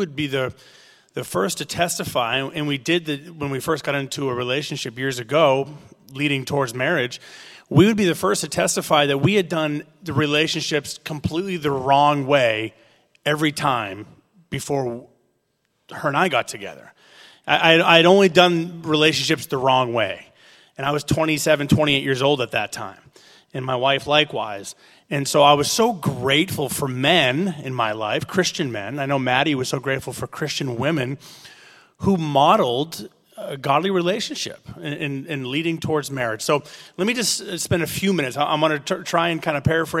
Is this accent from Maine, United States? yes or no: yes; Maine, United States; We're from Maine.